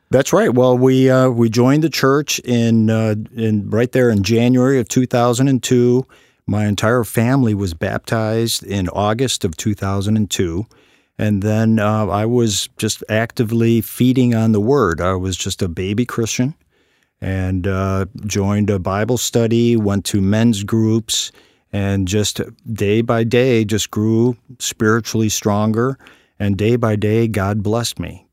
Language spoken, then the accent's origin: English; Chicago, Illinois, United States; moved away; also born or lived in London; when I was a little boy growing up in Chicago